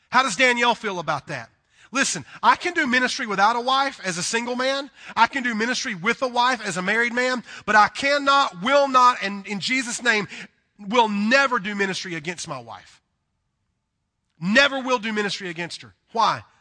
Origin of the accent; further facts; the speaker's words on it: the South, United States; accent: southern; Now, listen, I'm a southern boy. Um, you can probably tell by my accent. I am from the deep south, and I love the south.